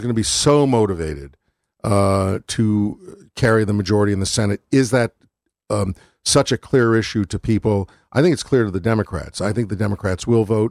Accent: Waterbury, Connecticut, United States; also born or lived in Milford / New Haven; where I grew up. And this is a song about growing up in Waterbury and Milford

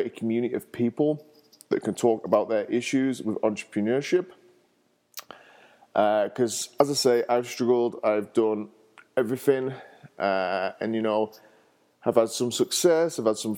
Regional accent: England, United Kingdom; now in Denver, United States; I'm from England originally, and I live in the States. I live in Denver

